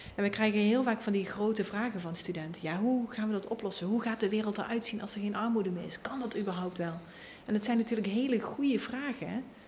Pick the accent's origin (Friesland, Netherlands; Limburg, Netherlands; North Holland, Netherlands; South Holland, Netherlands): Limburg, Netherlands; ik kom uit Limburg